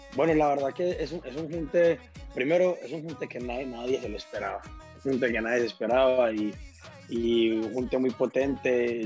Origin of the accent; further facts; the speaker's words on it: Colombia; en mi país somos, somos un país muy rico en, en, en todos estos ritmos tropicales